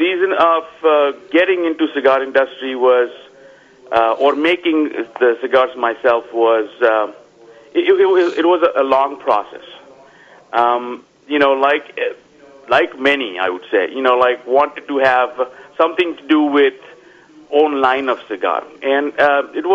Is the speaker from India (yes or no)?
yes; Vadodara, Gujarat, India; moved away as an adult; now in Palm Springs, United States; I am from India. Grew up in a small town known as Baroda. And moved to USA in 2000.